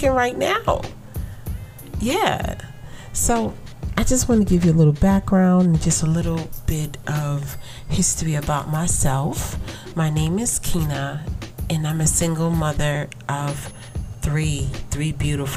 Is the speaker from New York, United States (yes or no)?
yes; New York City, New York, United States; I was born and raised in Brooklyn